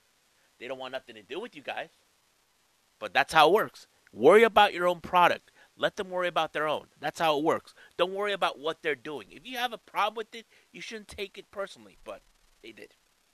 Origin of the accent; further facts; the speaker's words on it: San Diego, California, United States; I'm actually from the San Diego, California area